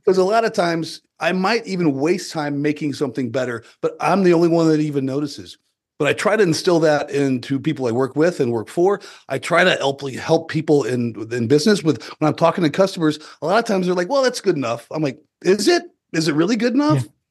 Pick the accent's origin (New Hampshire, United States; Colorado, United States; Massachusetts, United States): Colorado, United States; southeastern; I grew up on a farm and ranch in the southeastern corner of Colorado